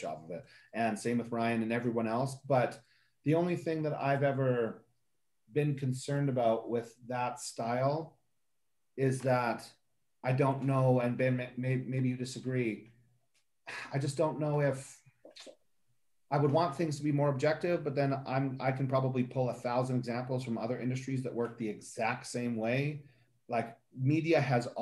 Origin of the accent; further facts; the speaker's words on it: Canada; I'm also Canadian